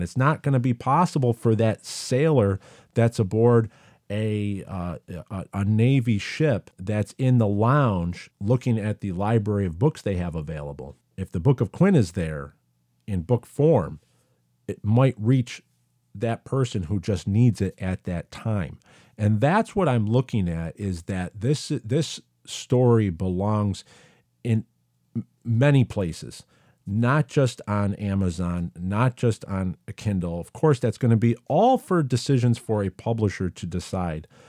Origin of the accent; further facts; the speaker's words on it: Syracuse, New York, United States; I grew up in Syracuse, New York.